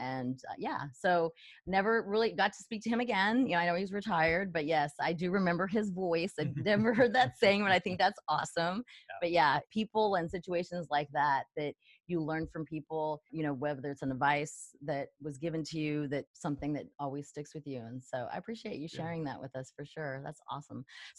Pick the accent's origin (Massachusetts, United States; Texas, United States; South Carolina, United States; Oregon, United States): Texas, United States; El Paso; I'm from El Paso, Texas.